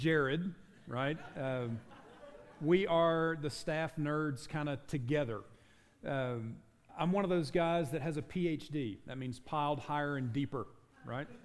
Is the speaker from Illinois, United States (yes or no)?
no; South Carolina, United States; now in Utah, United States; I grew up in South Carolina, the actual Dixie